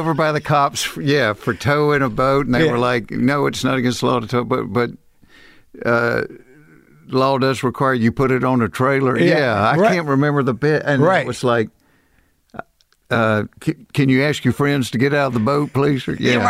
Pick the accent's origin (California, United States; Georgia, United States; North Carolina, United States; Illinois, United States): Georgia, United States; Atlanta; I grew up in Atlanta.